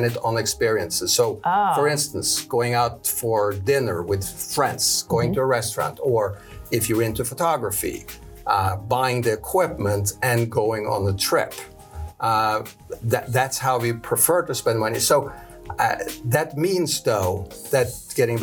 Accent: Norway; moved away; I am actually not from Brooklyn, but from Norway

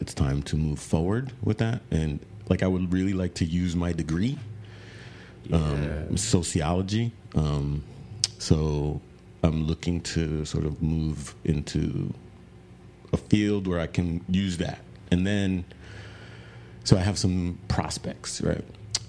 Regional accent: New York City, New York, United States; now in Texas, United States; Like I came here from New York City, bro. And I keep coming the fuck back, bro. I don't want to go back.

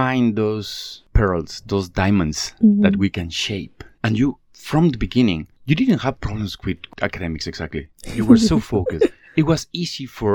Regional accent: Mexico; moved away as an adult; now in Malaysia; I'm from Mexico. I've been living in Malaysia for about the last 16 years or so

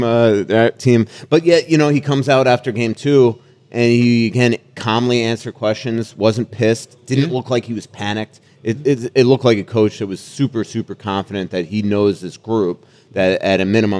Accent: New York, United States; this Floridian, even though I'm from New York, this Floridian hockey writer comes up and tries to, you know

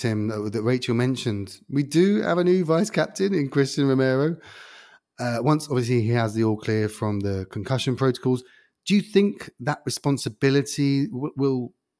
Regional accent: England, United Kingdom; I'm the English guy defending Richarlison.

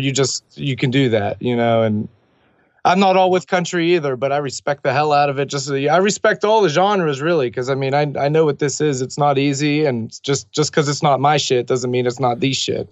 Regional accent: Millville, United States; my hometown of Millville

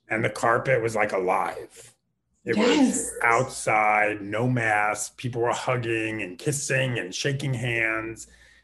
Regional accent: New York City, New York, United States; moved away as an adult; now in Los Angeles, United States; I'm originally from New York. I grew up in Queens.

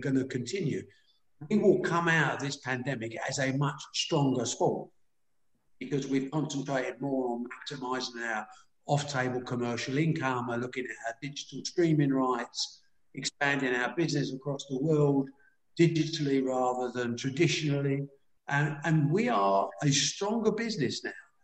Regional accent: United Kingdom; we're British

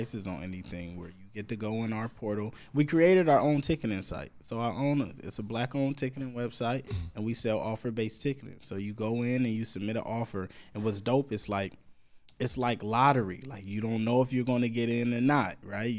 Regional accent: Vallejo, California, United States; I come from Vallejo. There's no infrastructure there

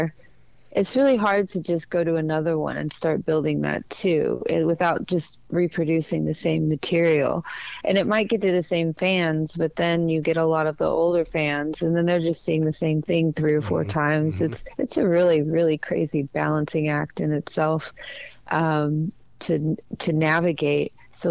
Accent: Dallas, Texas, United States; moved away; I'm from Dallas, so I understand, you know, the South. I think I'm, you know, when I was in Texas, I was the South

